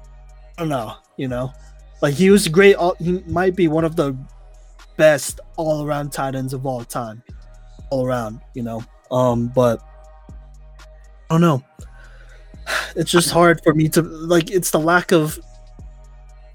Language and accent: English; Dallas, Texas, United States; I grew up in Dallas